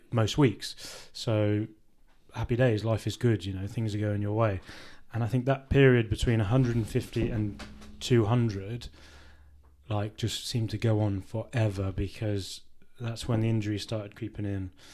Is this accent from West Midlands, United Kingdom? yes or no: yes; Worcester, West Midlands, United Kingdom; it was my hometown club